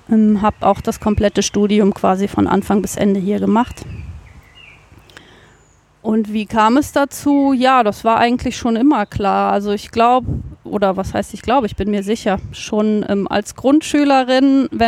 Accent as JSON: {"language": "German", "town": "Cologne", "region": "North Rhine-Westphalia", "country": "Germany", "tie": "born or raised there", "said": "Ich bin aufgewachsen in Köln-Brück das ist fast schon ein Dorf, ganz am Rand von Köln, quasi das, die letzte Bastion von Köln, bevor dann Bergisch Gladbach anfängt, ganz im Osten."}